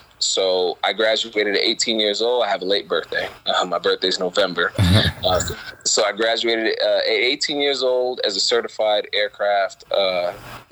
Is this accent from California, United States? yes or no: no; New York City, New York, United States; I grew up in Brooklyn